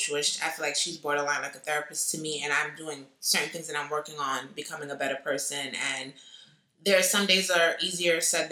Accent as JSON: {"language": "English", "town": "New York City", "region": "New York", "country": "United States", "said": "I'm not a Brooklyn head, so I'm from the Bronx"}